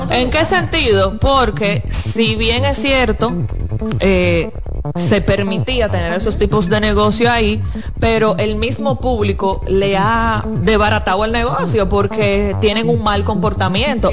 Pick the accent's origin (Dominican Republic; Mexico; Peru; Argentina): Dominican Republic; somos los dominicanos